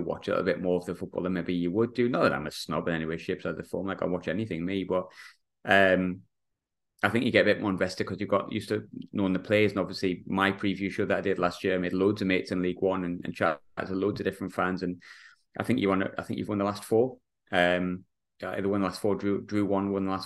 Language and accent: English; South Shields, North East England, United Kingdom; also born or lived in Sunderland; I'm originally from Sunderland, but I grew up in South Shields.